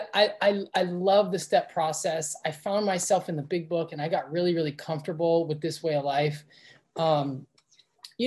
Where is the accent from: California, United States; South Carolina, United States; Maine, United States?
California, United States; Los Angeles; I'm from West LA. I went to public school